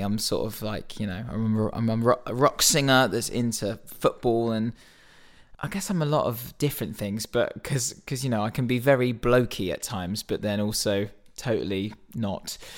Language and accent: English; Reading, South East England, United Kingdom; growing up in Reading, going to Reading Festival